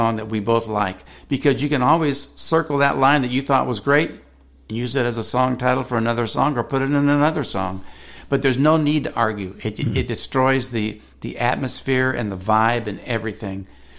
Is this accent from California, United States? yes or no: yes; California, United States; and because I'm from California, there's a different style of bass fishing.